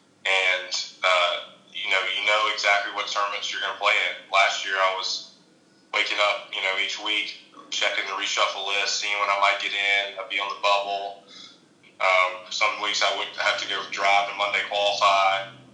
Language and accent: English; Chattanooga, Tennessee, United States; moved away as an adult; also born or lived in Georgia; now in Sea Island, United States; started high school, played at Baylor School in Chattanooga where I grew up